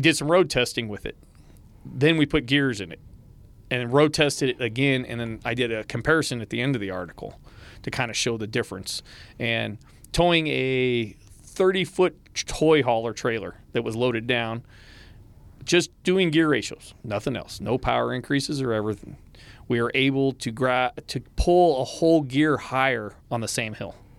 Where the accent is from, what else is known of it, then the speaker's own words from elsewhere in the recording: West Coast, United States; moved away; I come from the West Coast.